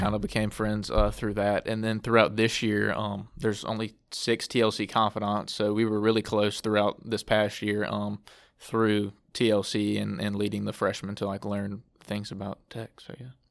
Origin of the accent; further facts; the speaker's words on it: Alexandria, Louisiana, United States; I'm from, uh, Alexandria, Louisiana, just a little bit south of here